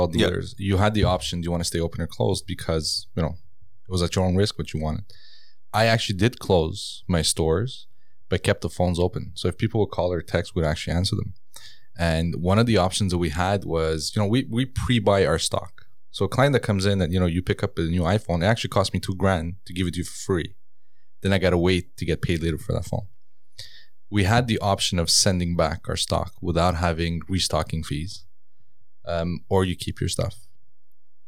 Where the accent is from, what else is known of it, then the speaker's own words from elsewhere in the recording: Canada; also born or lived in Iran; I came to Canada, I was 8.